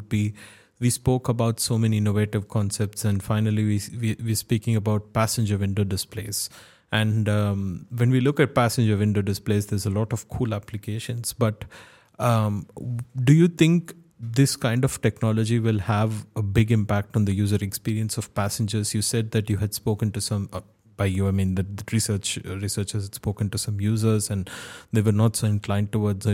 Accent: India; I come from India

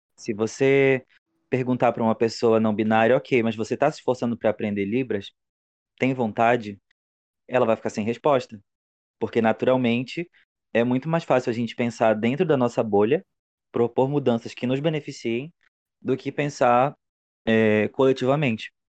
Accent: Macapá, Amapá, Brazil; eu sou de Macapá, capital do Amapá.

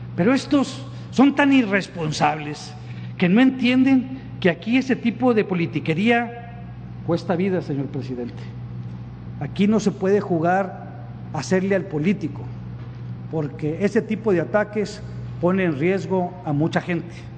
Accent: Tamaulipas, Mexico; aquí aquí en mi tierra

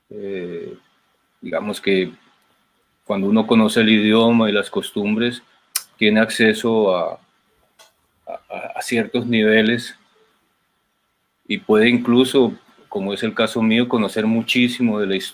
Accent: Colombia; ¿y usted cómo hace para siendo colombiano para contar estas historias tan españolas.

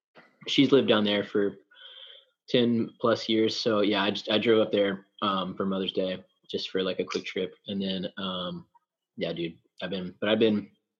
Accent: Tennessee, United States; I'm from Tennessee

